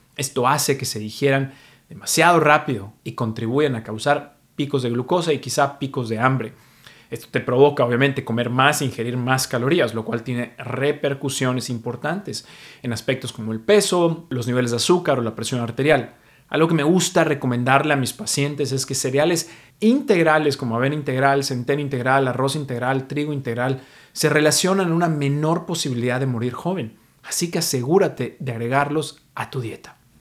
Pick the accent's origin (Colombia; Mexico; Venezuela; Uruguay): Mexico; now in New York, United States; soy mexicano, pero vivo en Nueva York